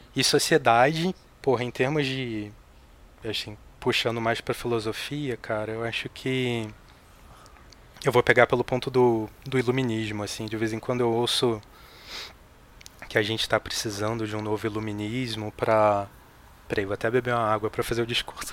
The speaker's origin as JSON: {"language": "Portuguese", "region": "Rio de Janeiro", "country": "Brazil", "tie": "born or raised there", "moved": "as an adult", "lives_now": "São Paulo, Brazil"}